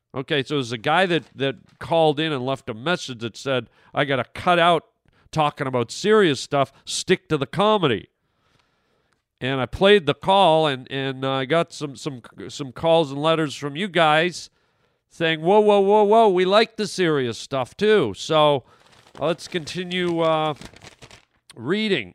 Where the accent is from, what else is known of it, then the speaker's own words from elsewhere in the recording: Canada; moved away; my home country of Canada